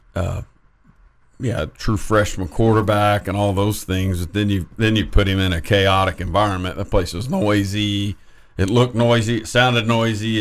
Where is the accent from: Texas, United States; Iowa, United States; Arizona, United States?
Texas, United States; Lubbock; I'm Monterey.